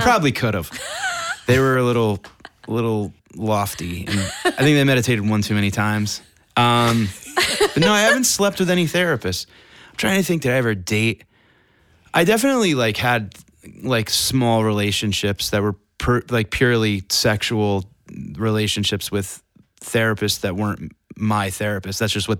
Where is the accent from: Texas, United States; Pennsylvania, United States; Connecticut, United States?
Connecticut, United States